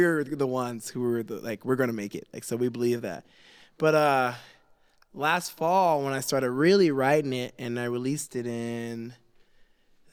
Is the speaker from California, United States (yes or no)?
yes; California, United States; also born or lived in Los Angeles; now in Salt Lake City, United States; I grew up in California, really diverse, but there were still race wars at my school and riots and stuff like